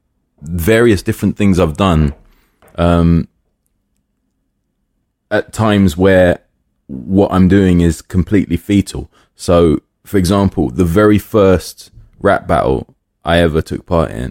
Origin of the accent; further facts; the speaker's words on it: London, United Kingdom; I grew up in Willesden